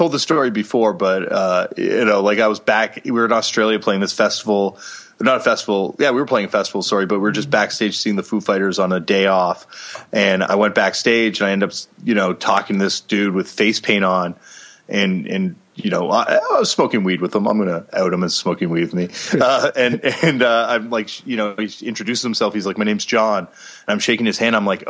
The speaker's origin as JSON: {"language": "English", "town": "Toronto", "region": "Ontario", "country": "Canada", "tie": "born or raised there", "said": "I think growing up in Toronto, Canada, I was like, you know, really privileged, because that's a super heavy media market."}